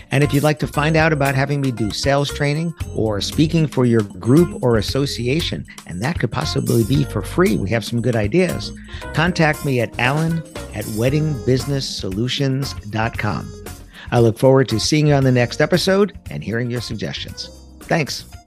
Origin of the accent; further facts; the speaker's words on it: United States; also born or lived in New Jersey; I grew up in the New York area. I live in the New York area. I live in New Jersey